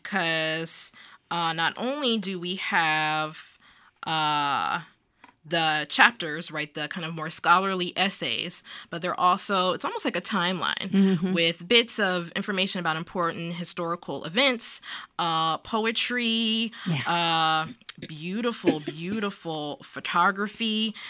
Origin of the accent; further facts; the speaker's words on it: Virginia, United States; I'm also Southerner. I'm from Virginia originally.